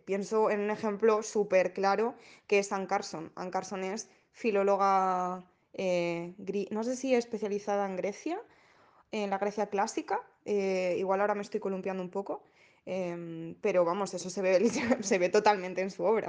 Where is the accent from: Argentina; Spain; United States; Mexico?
Spain; Asturias; yo soy asturiana, entonces quería como reflejar un poco la tradición que tenemos aquí